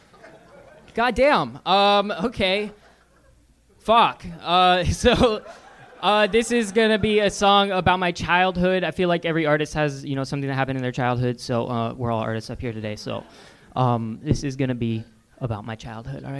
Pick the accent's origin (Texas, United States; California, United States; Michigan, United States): California, United States; Sonoma County, Northern; I'm from Northern California.